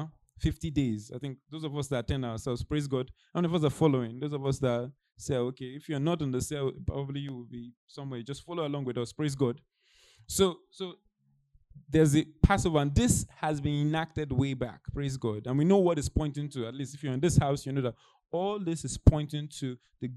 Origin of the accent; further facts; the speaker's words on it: Nigeria; moved away; I'm Nigerian. It's like me return back to Nigeria